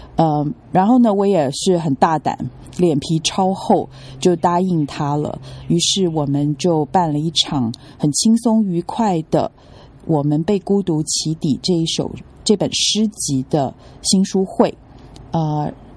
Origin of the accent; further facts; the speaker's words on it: Taipei, Taiwan; now in Hong Kong; 在七月二零二二年夏天的时候呢，我又从台北迁回了香港。这次回来呢，就是专心的工作。嗯，前面两年在自己的家乡，台北